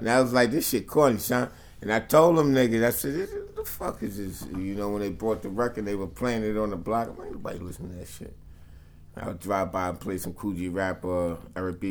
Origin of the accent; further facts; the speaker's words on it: New York City, New York, United States; also born or lived in New Jersey; I was born in Jersey and Brooklyn.